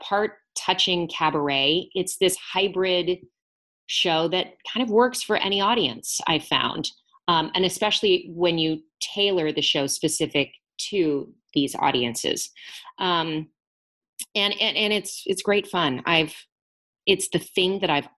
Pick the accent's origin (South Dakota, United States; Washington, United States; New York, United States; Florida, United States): Florida, United States; Lakeland; my hometown of Lakeland, Florida